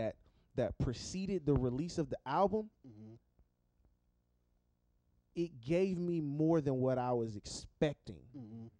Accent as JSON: {"language": "English", "area": "the Inland Empire or LA", "region": "California", "country": "United States", "tie": "born or raised there", "said": "us who have grown up in the IE"}